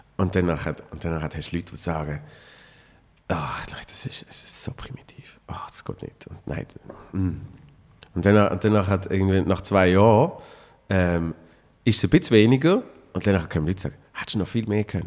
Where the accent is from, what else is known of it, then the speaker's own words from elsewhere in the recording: Switzerland; bei uns in der Schweiz